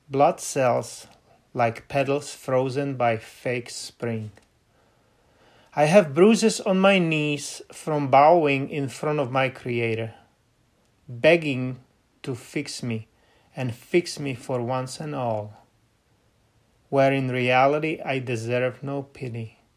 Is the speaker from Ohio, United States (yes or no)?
no; Seattle, Washington, United States; I'm from Seattle.